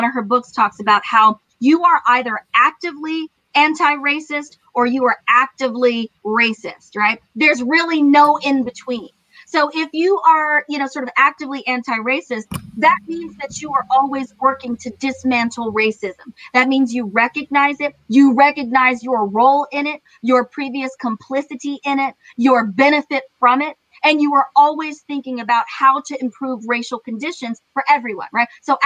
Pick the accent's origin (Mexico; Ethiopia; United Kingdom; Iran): Iran; now in United States; I was born in Iran.